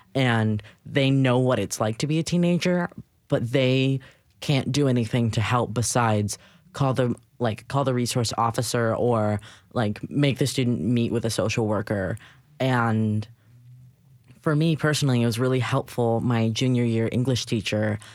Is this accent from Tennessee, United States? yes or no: yes; Nashville, Tennessee, United States; growing up in Nashville